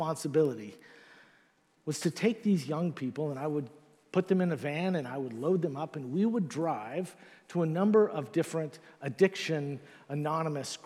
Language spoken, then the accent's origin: English; Northern California, United States; moved away; I'm originally from Northern California